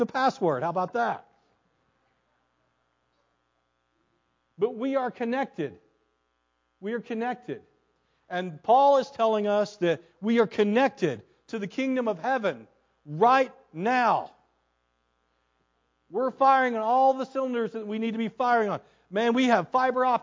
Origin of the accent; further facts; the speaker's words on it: United States; I was born in the United States